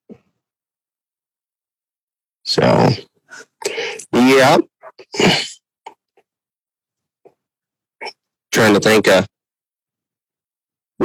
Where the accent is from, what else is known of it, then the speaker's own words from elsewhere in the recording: Pickrell, Nebraska, United States; I'm from Pickerel